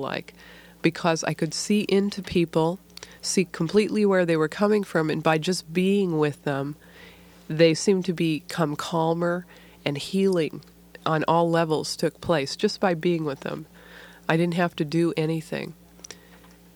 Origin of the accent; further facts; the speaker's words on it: near Detroit, Michigan, United States; I grew up near Detroit, Michigan, in a kind of auto factory town.